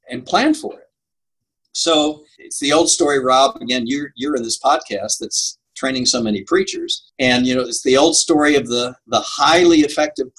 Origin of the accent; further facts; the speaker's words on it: St. Louis, Missouri, United States; I grew up in St. Louis